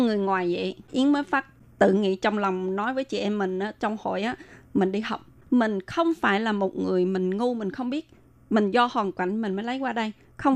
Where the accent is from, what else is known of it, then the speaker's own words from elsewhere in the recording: Vietnam; moved away; mình là người Việt Nam qua đây mình phải tự lập